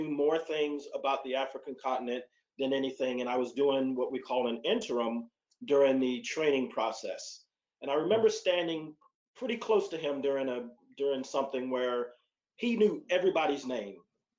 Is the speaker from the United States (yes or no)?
no; Okinawa, Japan; So growing up in Okinawa, serving in Korea as a part of my Air Force experience as an analyst